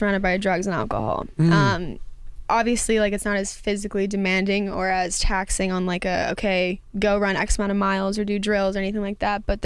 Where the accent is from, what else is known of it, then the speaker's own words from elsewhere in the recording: Las Vegas, Nevada, United States; I was born and raised in Vegas as well